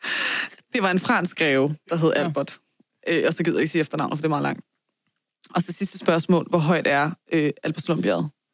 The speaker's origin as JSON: {"language": "Danish", "area": "Vestegnen", "region": "Capital Region of Denmark", "country": "Denmark", "tie": "born or raised there", "said": "det er jo det postnummer, jeg er vokset op i."}